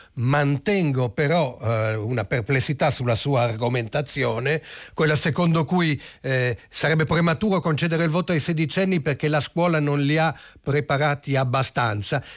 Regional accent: Italy; cittadino italiano con un nome un po' strano che arrivò da bambino all'età di tre anni

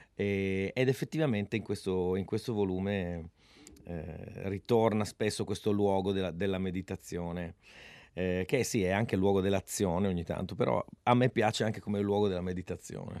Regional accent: Friuli-Venezia Giulia, Italy

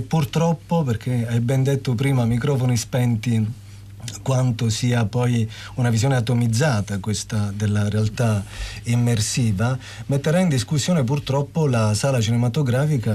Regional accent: Lucania, Basilicata, Italy; per noi lucani

